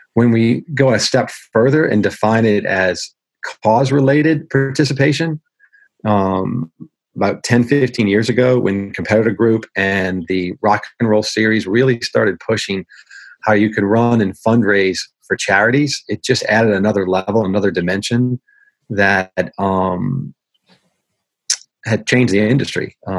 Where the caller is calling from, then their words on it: Marietta, Georgia, United States; Today, I'm at the home office in Marietta, Georgia, and I'll be back on the road again for the next 7 of 10 weeks.